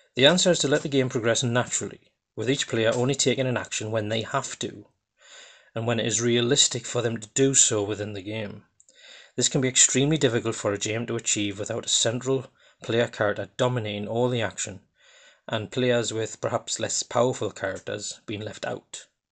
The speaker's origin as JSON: {"language": "English", "area": "Geordie", "region": "North East England", "country": "United Kingdom", "accent": "Geordie", "said": "I'm actually a Geordie from the northeast of England."}